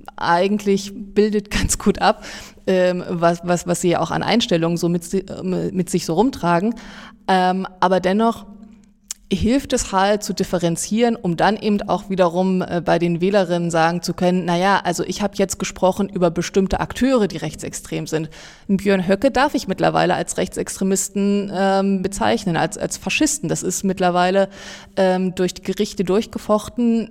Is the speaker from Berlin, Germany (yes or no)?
no; Saxony-Anhalt, Germany; moved away as an adult; also born or lived in Jena; Aber ich komme ursprünglich aus Sachsen-Anhalt